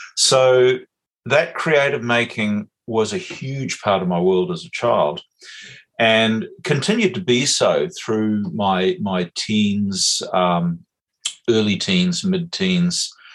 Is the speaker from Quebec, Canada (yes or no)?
no; west coast of Canada, British Columbia, Canada; now in Muriwai Beach, New Zealand; on the west coast of Canada, where I grew up